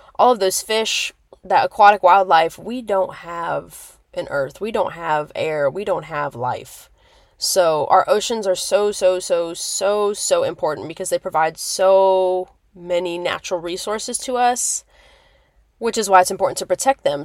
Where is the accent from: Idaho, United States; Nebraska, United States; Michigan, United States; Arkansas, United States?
Nebraska, United States; Lincoln; moved away; where I'm originally from in Nebraska